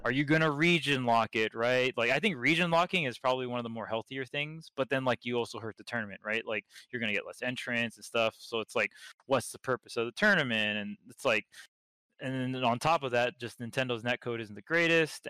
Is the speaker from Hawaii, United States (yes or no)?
yes; Hawaii, United States; I'm from Hawaii.